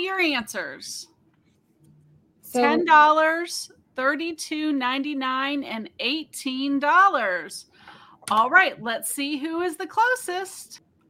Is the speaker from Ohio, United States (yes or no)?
yes; Ohio, United States; I'm from Ohio. Don't be bashing the Ohio.